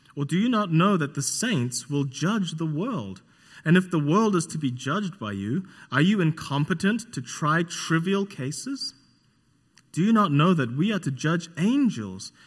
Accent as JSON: {"language": "English", "country": "New Zealand", "moved": "yes", "said": "I'm from New Zealand, not Australia"}